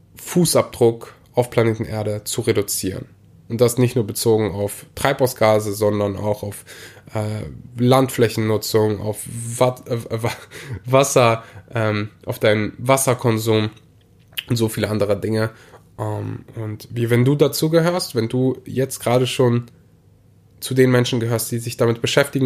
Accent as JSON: {"language": "German", "region": "Rhineland", "country": "Germany", "tie": "born or raised there", "said": "bei uns im Rheinland so war, aber wir hatten in der Grundschule immer so eine Milch"}